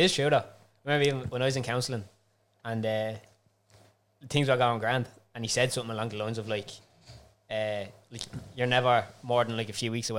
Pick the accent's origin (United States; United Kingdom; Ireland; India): Ireland; also born or lived in France; I'm actually from Ireland.